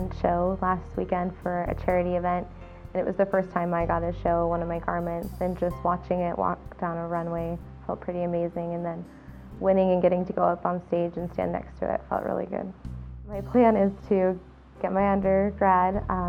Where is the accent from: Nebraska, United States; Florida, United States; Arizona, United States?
Nebraska, United States; Seward; I'm from Seward, Nebraska, and I'm a junior textiles, apparel, and design student.